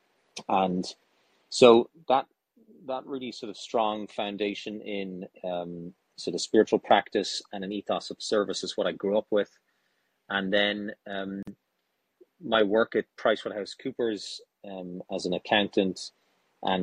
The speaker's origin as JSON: {"language": "English", "country": "Ireland", "tie": "born or raised there", "also_born_or_lived": "India / New York", "moved": "as an adult", "lives_now": "United States", "said": "born and raised in Ireland"}